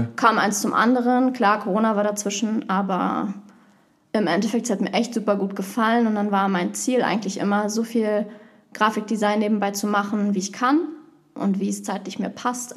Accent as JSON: {"language": "German", "region": "Berlin", "country": "Germany", "tie": "born or raised there", "said": "ich komme aus Berlin. Ich bin oh. da auch aufgewachsen"}